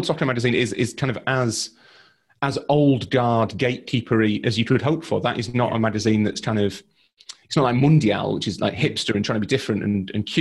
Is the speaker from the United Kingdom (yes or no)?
yes; Leeds, Yorkshire and the Humber, United Kingdom; I'm from Leeds.